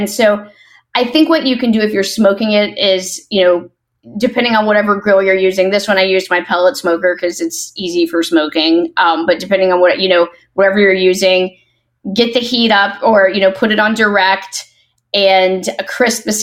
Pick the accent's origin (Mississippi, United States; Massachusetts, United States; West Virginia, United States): Mississippi, United States; I was born in Mississippi